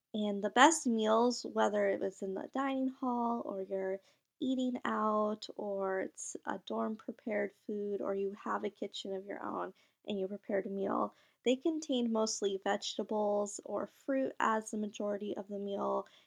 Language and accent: English; Michigan, United States; also born or lived in India; I was actually adopted from India at a very young age and then grew up in Michigan when I was a year old.